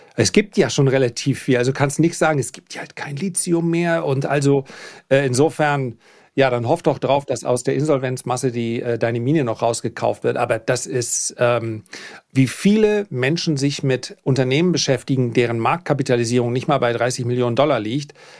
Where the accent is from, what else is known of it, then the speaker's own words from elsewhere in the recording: Flensburg, Schleswig-Holstein, Germany; bei uns in Flensburg